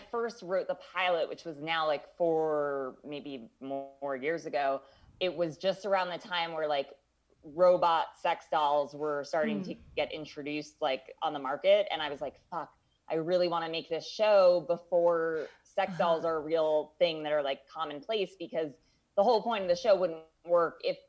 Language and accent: English; Los Angeles, California, United States; I'm from the Valley originally, and I've always like rejected my roots of like being from the Valley.